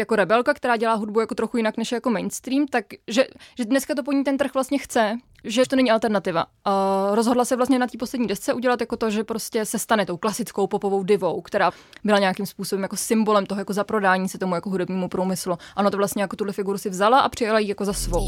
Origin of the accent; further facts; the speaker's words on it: Czechia; holka, která vyrůstala v Česku v devadesátkách